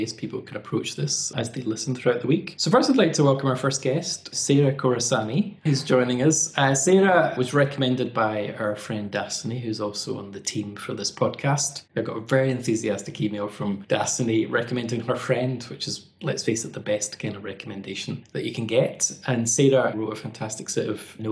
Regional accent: Scotland, United Kingdom; now in United States; I'm in the United States, but I'm obviously from Scotland.

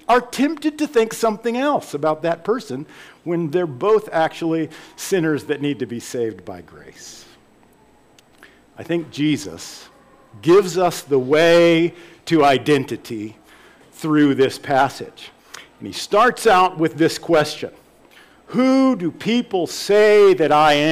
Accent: the South, United States; moved away as an adult; also born or lived in Wheaton, Illinois; I was from the South, and I was studying up in Chicago in the north of the U.S.

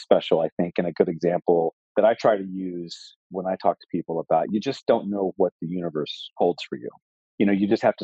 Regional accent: Oklahoma City, Oklahoma, United States; moved away; I was raised in a very middle-class family in Oklahoma City and went to public schools

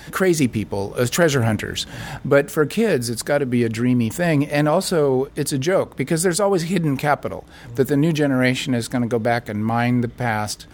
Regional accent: United States; I'm an American

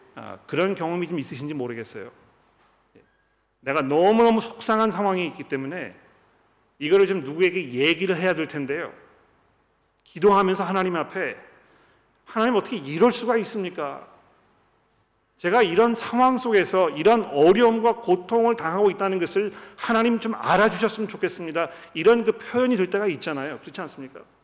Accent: South Korea; 우리 한국 사람들은

